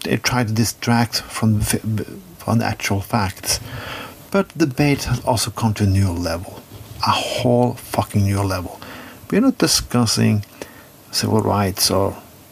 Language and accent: English; Skien, Vestfold, Norway; I'm a white man, lived up in a good suburban place in my hometown of Skien, Norway.